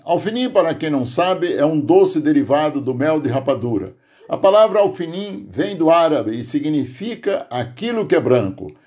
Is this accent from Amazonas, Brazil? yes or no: no; Aurora, Ceará, Brazil; now in Santo André, Brazil; no Tipi, distrito de Aurora, onde nasci